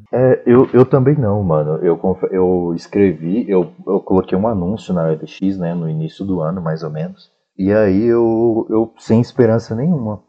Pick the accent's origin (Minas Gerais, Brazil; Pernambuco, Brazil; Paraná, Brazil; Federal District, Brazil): Federal District, Brazil; Sobradinho II; Eu sou de Sobradinho 2